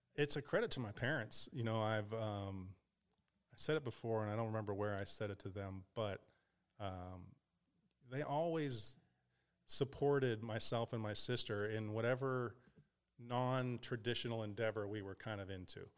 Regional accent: Pittsburgh, Pennsylvania, United States; moved away; also born or lived in Ohio / California / Las Vegas; I grew up in Pittsburgh.

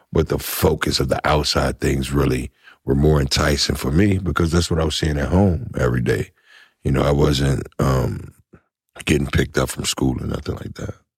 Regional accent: Washington, United States; I'm from Washington

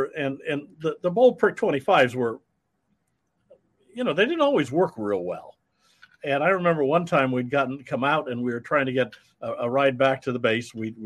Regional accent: Iowa, United States; I'm a Midwestern boy. I grew up in Iowa

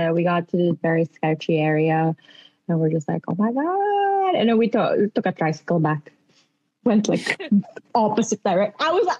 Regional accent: Philippines; accent: Filipino; I speak English but with a Filipino accent.

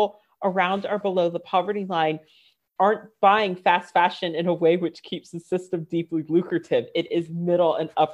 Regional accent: Northern Virginia, United States; moved away; also born or lived in London; I grew up in Northern Virginia, super affluent

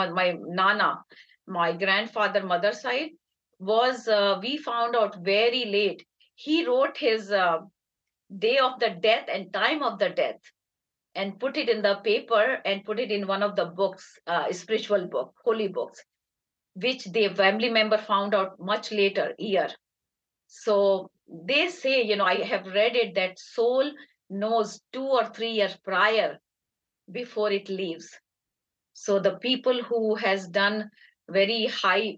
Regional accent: Agra, Uttar Pradesh, India; moved away; We are from Dialbagh, India, which is in Agra. And my parents were from there. My grandparents were from there.

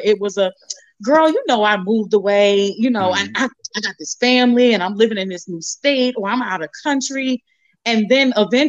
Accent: New Jersey, United States; moved away as an adult; I moved from Jersey in 96 when I joined the Army and I never came back.

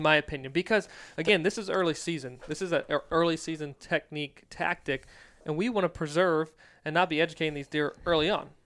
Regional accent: Virginia, United States; moved away; growing up in Virginia.

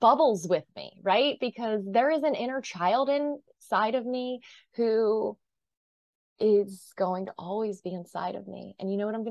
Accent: New Jersey, United States; I'm from New Jersey. I kind of live at the Jersey Shore

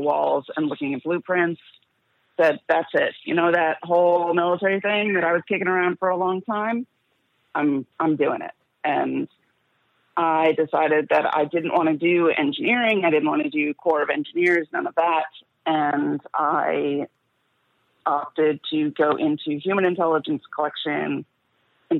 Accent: New Jersey, United States; Youngest daughter, Jew from New Jersey, you know, New York City, parents

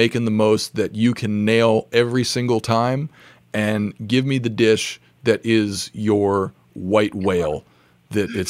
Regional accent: Santa Fe, New Mexico, United States; the other half is New Mexican because I grew up in Santa Fe, New Mexico

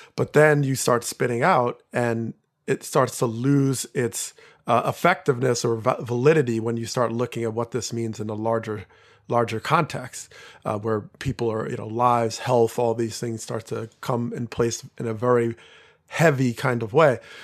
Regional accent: New Jersey, United States; I grew up in Jersey

